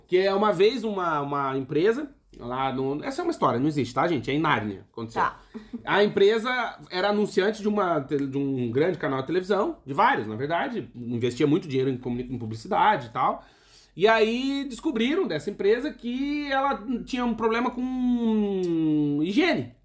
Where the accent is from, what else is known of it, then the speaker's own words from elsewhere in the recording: Brazil; moved away as an adult; nós, que somos do Brasil